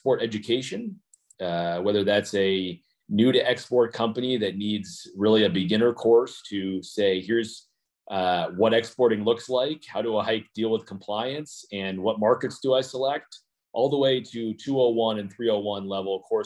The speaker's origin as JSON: {"language": "English", "region": "South Dakota", "country": "United States", "tie": "born or raised there", "moved": "yes", "said": "my home state of South Dakota"}